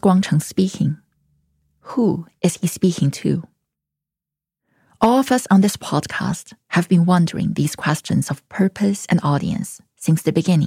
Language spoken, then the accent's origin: English; China; English is a second language; moved away as an adult; also born or lived in San Diego; now in United States; I grew up in China